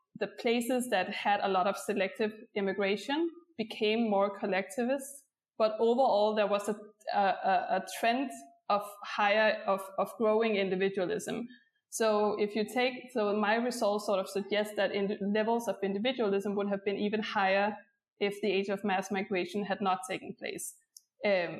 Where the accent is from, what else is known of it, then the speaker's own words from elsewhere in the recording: Denmark; I'm from Denmark, that's why I say we, in Denmark